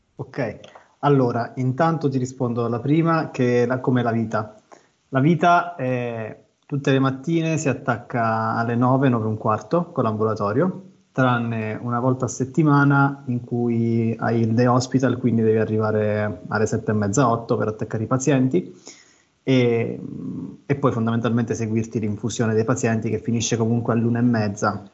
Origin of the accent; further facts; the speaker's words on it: Abruzzo, Italy; vicino a casa mia, che sono abruzzese, a Ortona